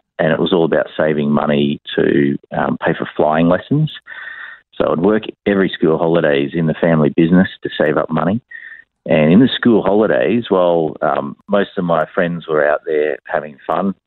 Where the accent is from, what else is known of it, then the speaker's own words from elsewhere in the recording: Brisbane, Queensland, Australia; born here in Brisbane. I was born in the Royal Brisbane Women's Hospital